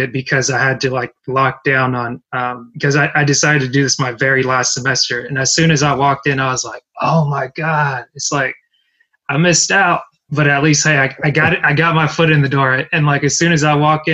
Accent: United States; I grew up mostly in America, I didn't, like my parents aren't American, and it's like, I'm not, like I'm a naturalized citizen

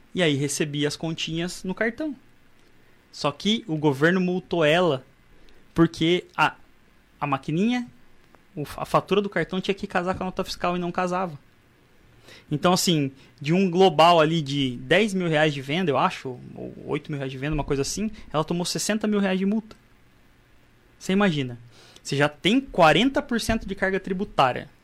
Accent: Mato Grosso, Brazil; eu era do Mato Grosso

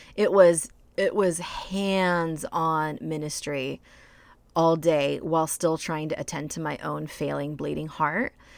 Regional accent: United States; moved away; I grew up in rural white America

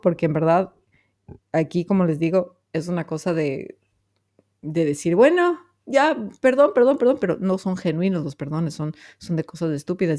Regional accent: Ecuador; soy bien ecuatoriana

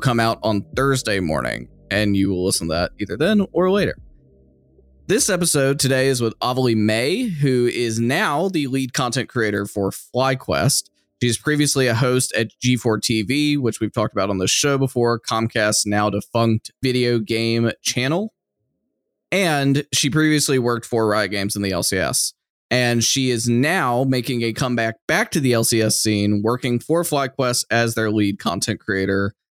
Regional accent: Austin, Texas, United States; my hometown of Austin

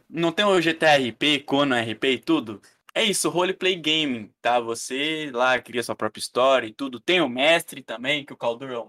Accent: Brazil; é igual eu falo em live. Eu sou brasileiro.

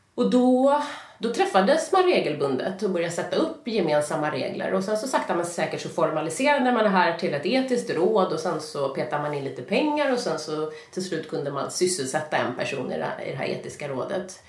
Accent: Stockholm, Stockholm County, Sweden; jag kommer från Stockholm och jag mm. har egentligen eh, alltid bott i Stockholm.

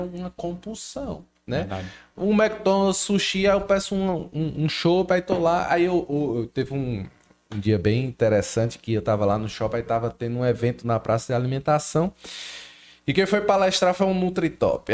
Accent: Crato, Ceará, Brazil; now in Juazeiro do Norte, Brazil; Eu sou do Crato, moro no Juazeiro hoje.

